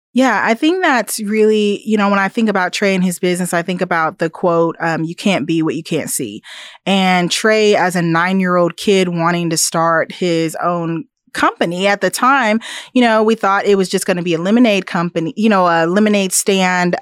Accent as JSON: {"language": "English", "town": "Topeka", "region": "Kansas", "country": "United States", "tie": "born or raised there", "also_born_or_lived": "East Coast", "lives_now": "Manhattan, Kansas, United States", "said": "I was born and raised in Topeka, so I'm a Kansan."}